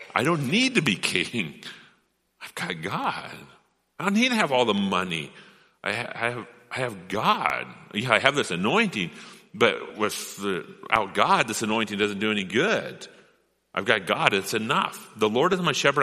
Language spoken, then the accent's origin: English; Rogue River, Oregon, United States; I grew up on the Rogue River.